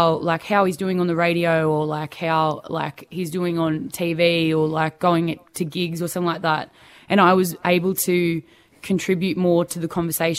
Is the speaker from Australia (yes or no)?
yes; Perth, Western Australia, Australia; born there; Yes, I was born in Perth. Everyone else was born here in Sydney, and I kind of like to play on that a little bit.